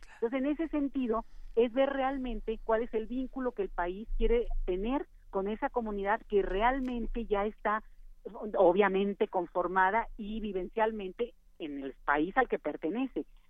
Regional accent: Mexico

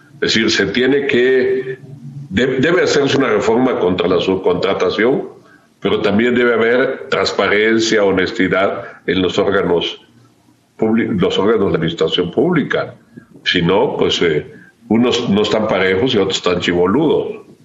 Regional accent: Chiapas, Mexico; yo soy de Chiapas, he hecho vida pública en Chiapas

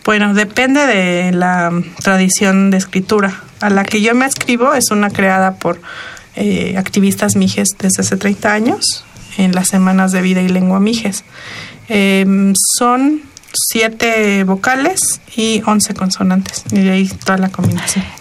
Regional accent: Sierra Norte de Oaxaca, Mexico; la parte más hacia el norte, que es mi pueblo, que está en, Oaxaca, en la Sierra Norte de Oaxaca

